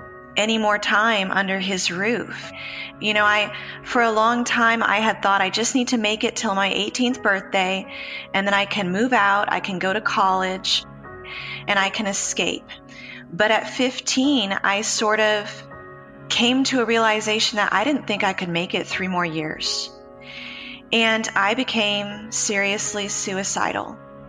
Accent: Austin, Texas, United States; born there; also born or lived in Memphis / Houston / Los Angeles; I was born in Austin, Texas. I'm the oldest of five daughters. We moved around a lot. I lived in Memphis, Tennessee, Houston, Texas, Los Angeles, California.

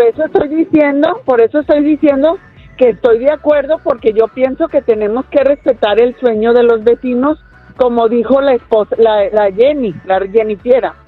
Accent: Jalisco, Mexico; now in United States; Soy de Jalisco, tengo 37 años aquí

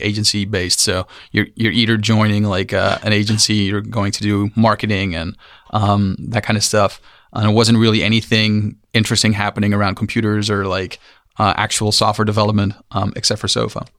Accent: Amsterdam, North Holland, Netherlands; moved away as an adult; also born or lived in San Francisco; We are, we are from Amsterdam

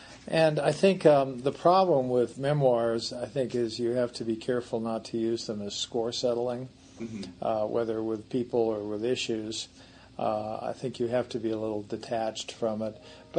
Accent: Paris, Île-de-France, France; born there; No, I was actually born my father's third assignment, which was in Paris.

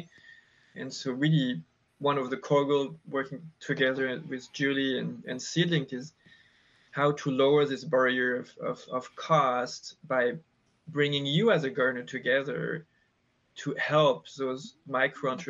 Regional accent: France; moved away as an adult; now in United States; I grew up in France in countryside

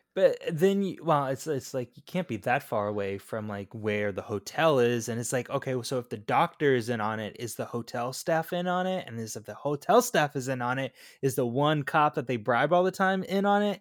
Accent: Florida, United States; born and raised in Florida

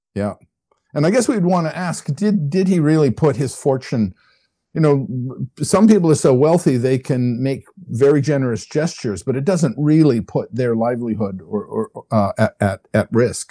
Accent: Canada; I'm a Canadian. I come, uh, by birth and upbringing, I come from a country that doesn't really have much of a military

